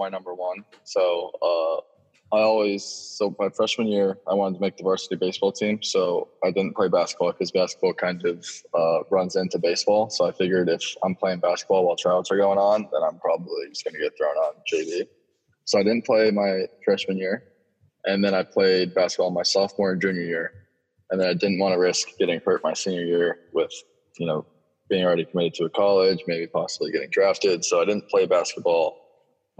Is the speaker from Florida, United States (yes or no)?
yes; Florida, United States; growing up in Florida.